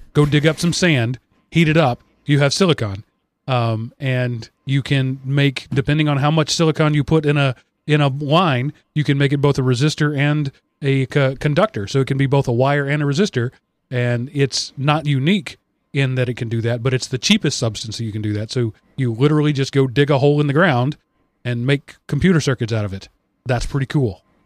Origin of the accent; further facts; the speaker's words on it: United States; I was born in the U S